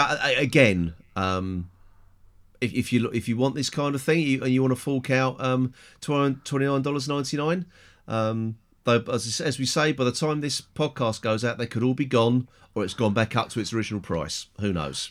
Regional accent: England, United Kingdom; I'm English, white, middle-aged

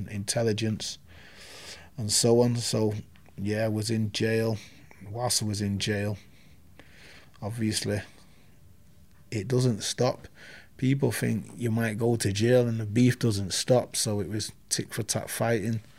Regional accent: Manchester, North West England, United Kingdom; also born or lived in Hulme, Manchester; I'm from Moss Side. I'm born in Hume.

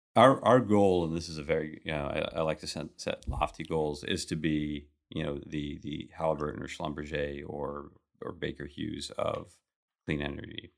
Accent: Kuwait; moved away; I was born in Kuwait.

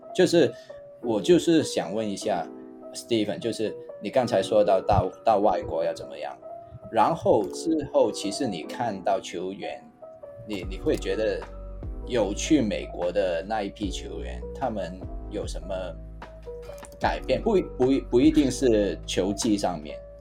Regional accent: Hong Kong; now in Taiwan; 因为我是从香港来的嘛

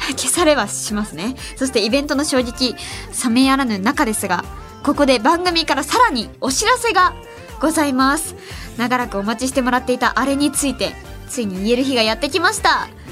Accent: Ehime, Japan; now in Tokyo, Japan; 私愛媛出身

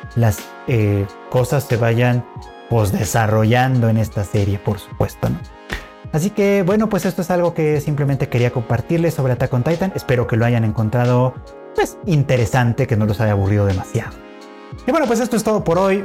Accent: Mexico; nosotros como occidentales, como extranjeros, como mexicanos, latinoamericanos

